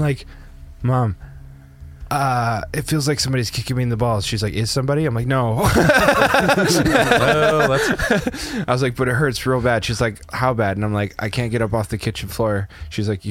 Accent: Spokane, Washington, United States; moved away; also born or lived in Canada; the city where I was when I was a kid

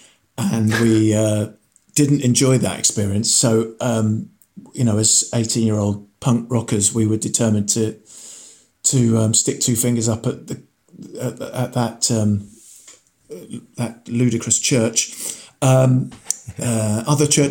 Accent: Farnham, South East England, United Kingdom; also born or lived in Aldershot; we were living in Farnham at the time, Farnham in Surrey. I was born in Aldershot, down the M3

